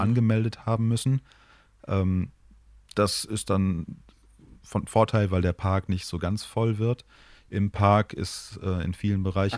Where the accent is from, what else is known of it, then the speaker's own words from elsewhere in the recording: Moers, North Rhine-Westphalia, Germany; früher als Kind in der Stadt, in der ich groß geworden bin, in Mörs